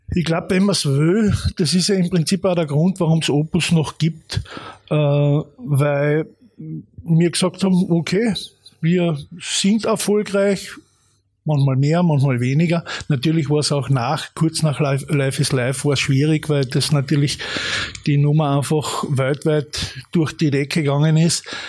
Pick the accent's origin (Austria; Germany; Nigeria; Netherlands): Austria; Carinthia; ich habe dann auch natürlich meine erste Band gehabt in Klagenfurt, ich bin ja Kärntner